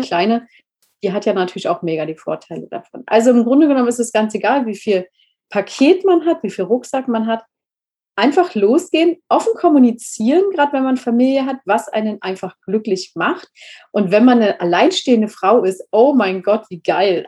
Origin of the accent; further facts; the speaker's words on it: Berlin, Germany; moved away; also born or lived in Spain; ich bin eigentlich Berlinerin und ich habe nie gefühlt, Berlinerin zu sein